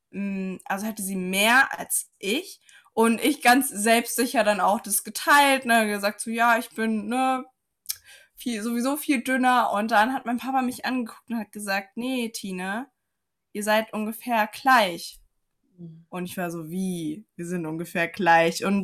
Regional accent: Saarland, Germany; ich komme aus dem Saarland, aus dem wunderschönen Saarland.

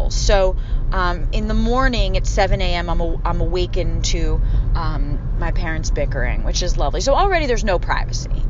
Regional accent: Philadelphia, Pennsylvania, United States; accent: Philly; Um, I don't really think I have much of my Philly accent. Sometimes it comes out.

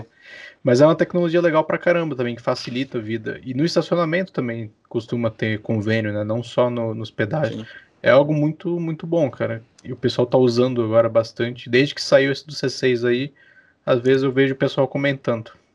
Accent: Santos, São Paulo, Brazil; moved away as an adult; now in Curitiba, Brazil; nasci, não nasci em Curitiba, nasci em Santos, litoral de São Paulo

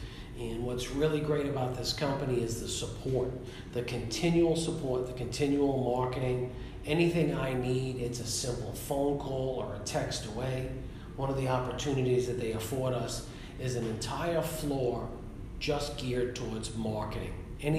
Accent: Munich, Bavaria, Germany; born there; because I was born in Munich, Germany.

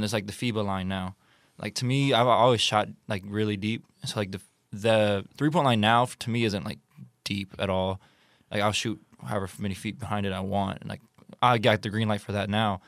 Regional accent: United States; I'm American

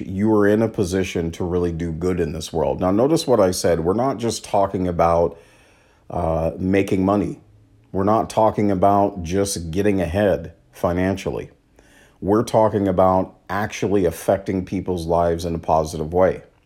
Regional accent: Washington, United States; my home state of Washington

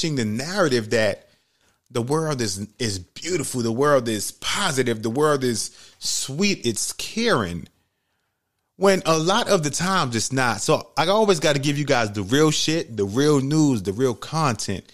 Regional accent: New York City, New York, United States; Growing up in New York City, like, hearing about 9-11, even though I went to school in the Bronx

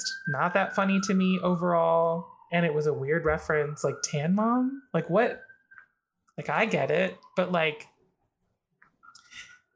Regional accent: Philippines; a fellow Filipina woman

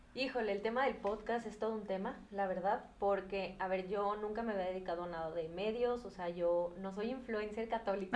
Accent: Guadalajara, Jalisco, Mexico; yo soy de Guadalajara y aquí es muy común

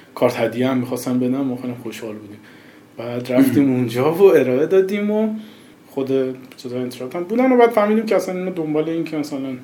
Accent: Bushehr, Bushehr Province, Iran; moved away as an adult; also born or lived in Shiraz, Iran; now in Tehran, Iran; من که از بوشهر اومدم شیراز از شیراز اومدم تهران

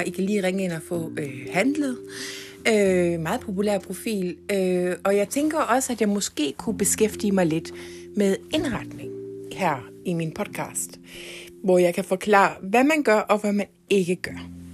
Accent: Ikast, Central Denmark Region, Denmark; moved away as an adult; also born or lived in Herning, Denmark / England; now in Copenhagen, Denmark; Jeg er faktisk fra Danmark, nærmere bestemt IKAST

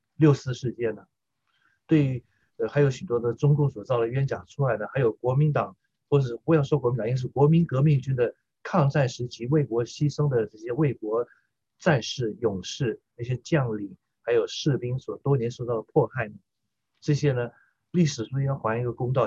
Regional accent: Taiwan; 我在台湾长大的受中华文化教育以及反共爱国教育的我这一代的中国人来说的话，我们是台湾的中国人

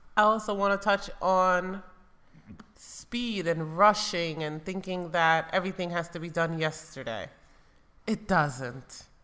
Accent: United States; moved away as an adult; now in Spain; I grew up in America.

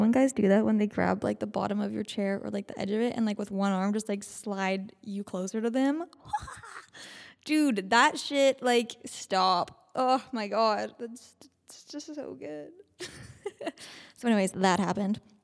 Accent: Canada; We're from Canada

